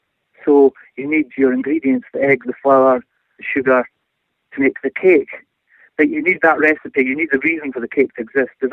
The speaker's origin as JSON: {"language": "English", "town": "Arbroath", "region": "Scotland", "country": "United Kingdom", "said": "I'm from Arbroath. I'm a Red Listy, actually, that's what you call yourself if you're from Arbroath. That's the nickname for people from this town."}